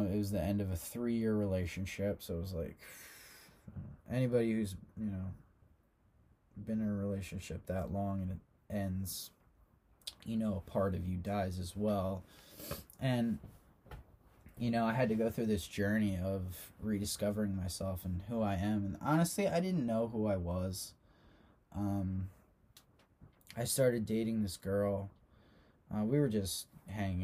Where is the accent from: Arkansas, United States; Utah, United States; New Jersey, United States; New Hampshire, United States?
New Jersey, United States; Long Beach Island; I grew up on Long Beach Island.